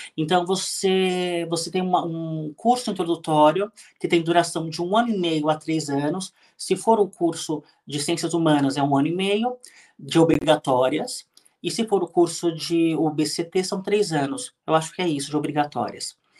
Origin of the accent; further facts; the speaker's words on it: São Paulo, Brazil; nasci em São Paulo, cresci no Ipiranga, bairro aqui de São Paulo